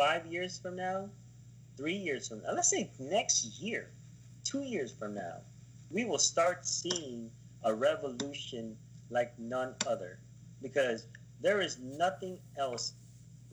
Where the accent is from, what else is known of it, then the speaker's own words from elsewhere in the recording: United States; We are, yes, Americans